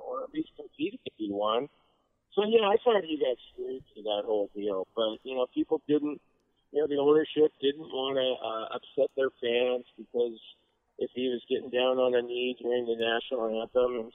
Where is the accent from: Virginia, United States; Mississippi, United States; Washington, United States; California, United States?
Washington, United States; Redmond; sports was always part of my life as a kid, growing up in Redmond